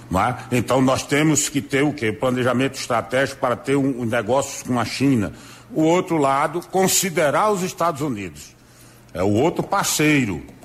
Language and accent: Portuguese; Brazil; nós, como brasileiros